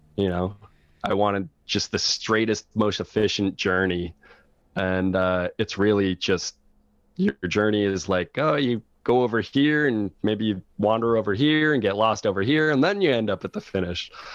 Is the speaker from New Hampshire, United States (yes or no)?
yes; Laconia, New Hampshire, United States; moved away as an adult; also born or lived in Boston / Los Angeles; I was born here. I was born in Laconia